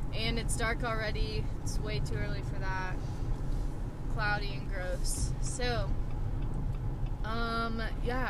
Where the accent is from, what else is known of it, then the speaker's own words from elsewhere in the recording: Oklahoma, United States; moved away as an adult; now in Colorado, United States; I'm from Oklahoma, and then I've lived in Colorado for a year and a half now.